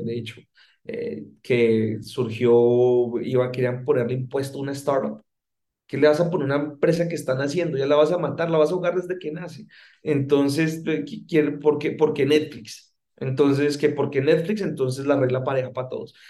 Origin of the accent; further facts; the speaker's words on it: Colombia; moved away as an adult; now in Mexico; si bien llevo los últimos 12 años de mi carrera profesional viviendo en México, eh, como te puedes dar cuenta, soy colombiano